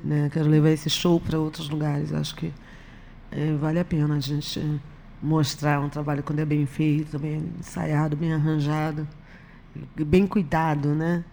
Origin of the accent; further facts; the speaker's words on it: Rio de Janeiro, Brazil; nascida e criada na Vila da Penha